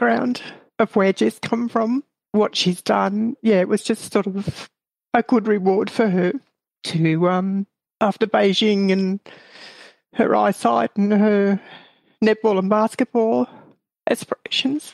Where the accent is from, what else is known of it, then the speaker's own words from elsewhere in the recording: Ballarat, Victoria, Australia; I grew up on a small farm near a place called Ballarat, which is about an hour from where I live now